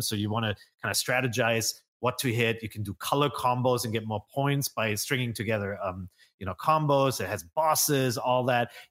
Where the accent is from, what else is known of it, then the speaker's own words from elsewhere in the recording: Germany; moved away; growing up in Germany, you needed a passport to go into Holland